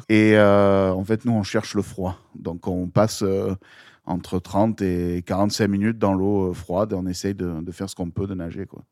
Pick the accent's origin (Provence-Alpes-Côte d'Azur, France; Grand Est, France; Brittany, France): Provence-Alpes-Côte d'Azur, France; Marseille; also born or lived in Gap; quand je suis arrivé à Marseille en 91